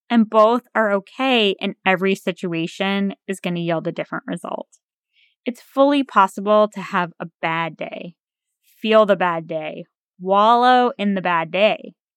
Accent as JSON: {"language": "English", "region": "New England", "country": "United States", "tie": "born or raised there", "moved": "yes", "lives_now": "near the Potomac River, United States", "said": "growing up in New England"}